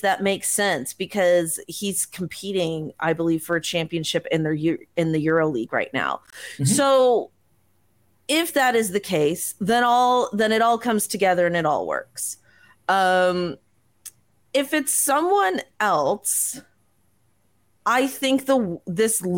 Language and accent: English; Canada; as a Canadian